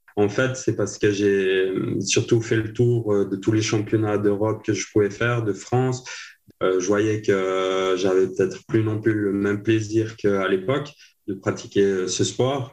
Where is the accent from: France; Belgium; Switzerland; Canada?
Switzerland; Le Bouveret, Valais; je viens de la région de Port-Valais